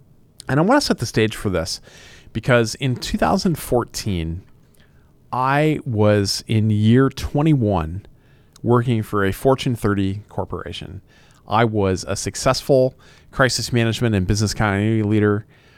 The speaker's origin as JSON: {"language": "English", "region": "Indiana", "country": "United States", "tie": "born or raised there", "said": "I grew up in West Central Indiana, in very rural Indiana, and I started my career there in law enforcement."}